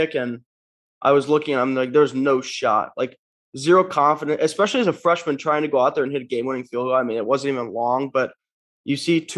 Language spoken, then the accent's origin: English; Nebraska, United States; now in Kansas City, United States; I come from Nebraska.